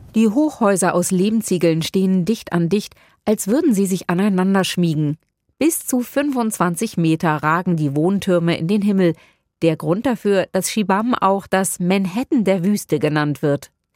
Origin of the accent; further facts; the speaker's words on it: Germany; bei uns in Deutschland